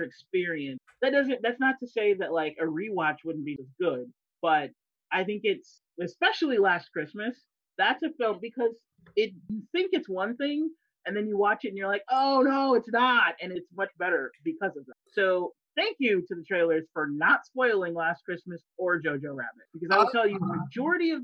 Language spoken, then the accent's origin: English; United States